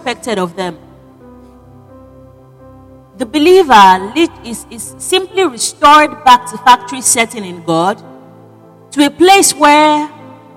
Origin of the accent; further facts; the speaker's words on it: Nigeria; moved away; I am a Nigerian, but I'm not currently in Nigeria